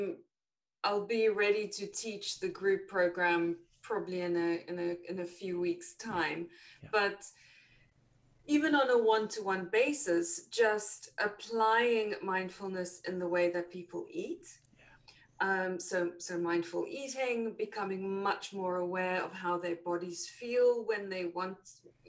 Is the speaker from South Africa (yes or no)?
yes; South Africa; moved away as an adult; now in United Kingdom; I am South African originally, and there I was a chef